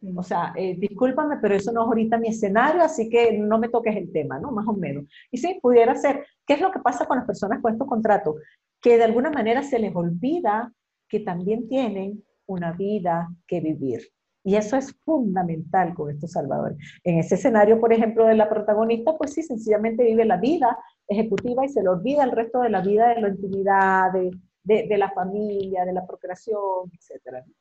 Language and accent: Spanish; Venezuela; now in Mexico; yo estoy aquí en México, que soy venezolana